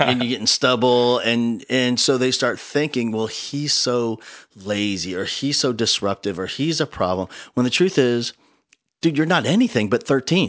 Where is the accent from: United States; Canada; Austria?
United States; New Jersey; now in Texas, United States; I grew up in New Jersey